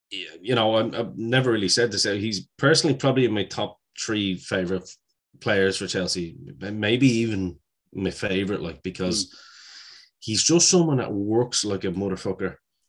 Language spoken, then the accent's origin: English; Ireland; as an Irishman, it was great to see him.